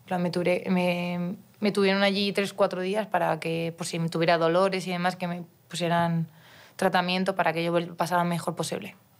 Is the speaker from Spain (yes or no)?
yes; Mallorca, Balearic Islands, Spain; now in Madrid, Spain; tenía que irme de mi pueblo a, Palma, que es ciudad que tenía 70 kilómetros de ida y 70 de vuelta. Yo, 14 años